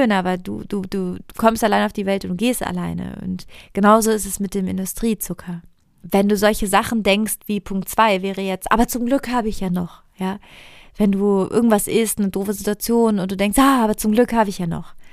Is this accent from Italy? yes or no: yes; Italy; Ich komme aus Italien. Wenn wir nicht essen, reden wir über Essen. Also meine, ich bin so aufgewachsen in meiner Familie.